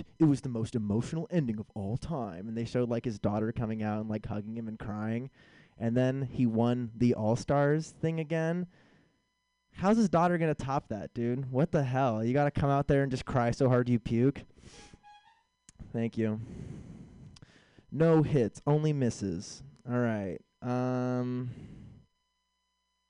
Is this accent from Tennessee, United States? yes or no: no; San Francisco, California, United States; moved away; I'm originally from San Francisco